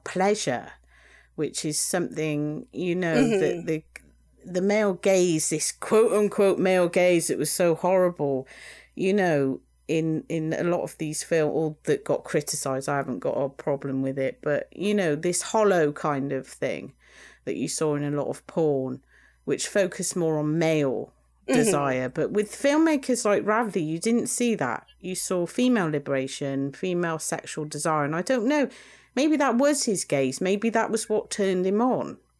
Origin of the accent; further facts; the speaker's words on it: United Kingdom; us British